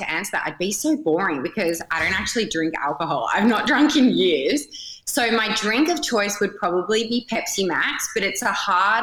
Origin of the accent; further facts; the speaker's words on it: Perth, Western Australia, Australia; I am from Perth.